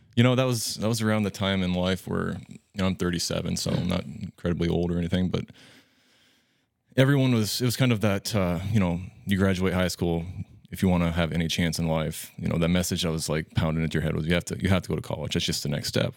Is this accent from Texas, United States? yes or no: no; Ewing, Nebraska, United States; grew up in Ewing, a small town west of Norfolk, about fifty minutes, so not too far away